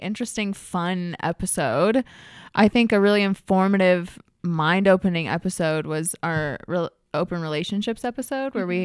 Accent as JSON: {"language": "English", "region": "Arkansas", "country": "United States", "tie": "born or raised there", "moved": "yes", "lives_now": "Los Angeles, United States", "said": "Stephanie and I are both from Arkansas. We're both from the South. We grew up extremely conservative"}